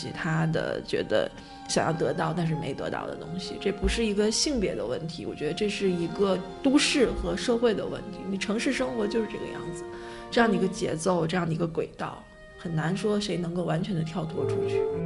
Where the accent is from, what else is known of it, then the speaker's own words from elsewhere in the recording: Beijing, China; 我从小就在北京生活，然后毕业、工作、结婚、生孩子